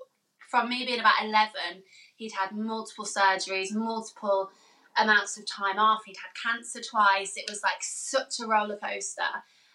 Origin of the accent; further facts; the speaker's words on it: Birmingham, West Midlands, United Kingdom; And we're from Birmingham, so they live really near the Birmingham QE.